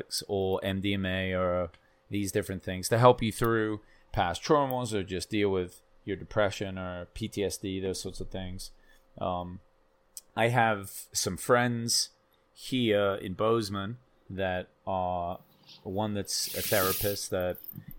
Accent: England, United Kingdom; I'm fucking English

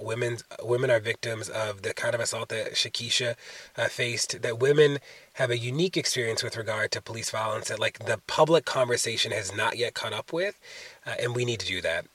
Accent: Baltimore, Maryland, United States; Baltimore, my hometown and the place that I live in.

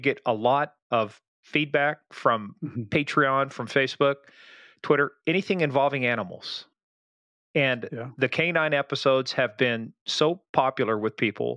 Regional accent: Chapman, Kansas, United States; I grew up in a little town called Chapman.

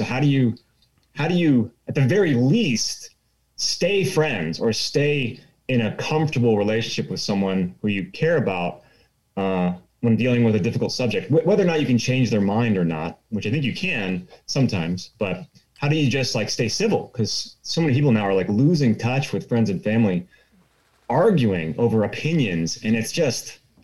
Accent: Southern California, United States; moved away as an adult; also born or lived in Los Angeles / Eastern Washington; now in North Idaho, United States; I'm a California guy. I'm originally from Southern California

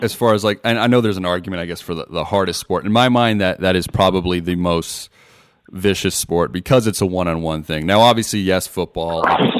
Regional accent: Las Vegas, Nevada, United States; I'm from Vegas, so boxing's a huge thing for us out here.

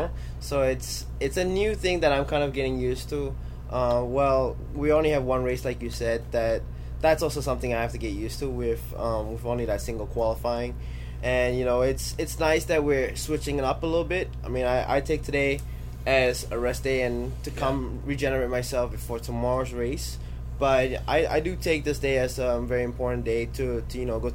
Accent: Florida, United States; it's my home state

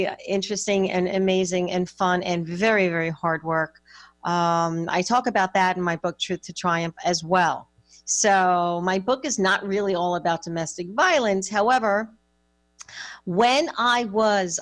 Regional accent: suburbs of New York, United States; I was raised in the Northeast in the suburbs of New York

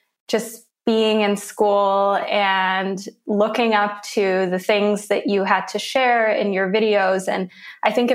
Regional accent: Switzerland; also born or lived in Lagos, Nigeria / Zurich / London; I was there for a few years, but we always kind of had another home here in Switzerland. And then I came to Switzerland full time when I was 7

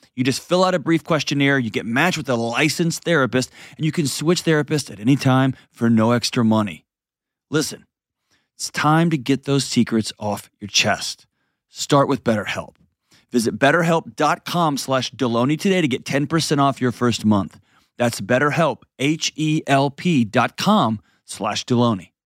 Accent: Texas, United States; accent: Texas; I'm a Texan, so we're basically on the other side of Earth

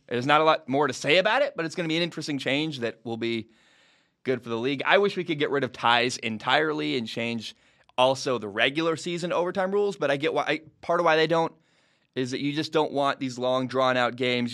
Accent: the Northwest, Pacific Northwest, United States; I'm from the Northwest.

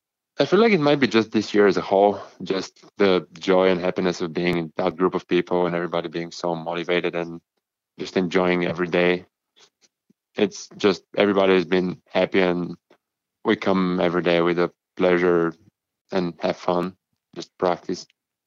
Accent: Bulgaria; English is a second language; now in Winnipeg, California, United States; We Bulgarian education is pretty, especially in school, is pretty diverse.

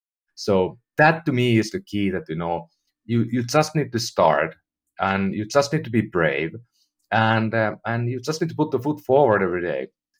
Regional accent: Finland; now in United States; And I'm from Finland, you know, I lived in Europe most of my life.

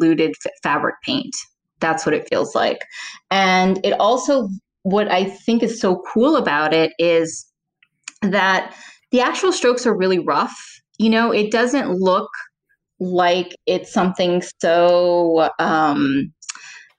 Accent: New Orleans, Louisiana, United States; moved away; growing up in New Orleans

